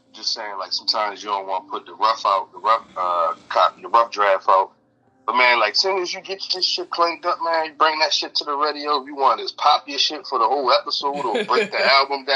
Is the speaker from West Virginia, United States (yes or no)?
no; Baltimore, Maryland, United States; moved away as an adult; now in Las Vegas, United States; I'm from Baltimore. I live in Vegas, man. I grew up in Baltimore my whole life.